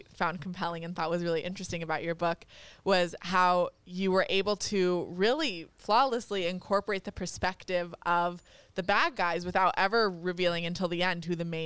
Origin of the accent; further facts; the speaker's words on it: Monterey, California, United States; I'm from Monterey